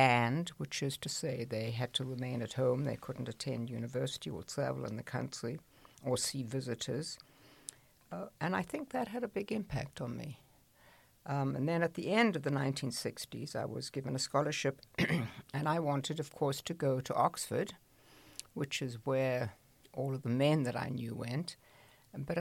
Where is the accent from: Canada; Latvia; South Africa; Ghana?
South Africa; moved away as an adult; now in United States; I grew up in a small village in South Africa.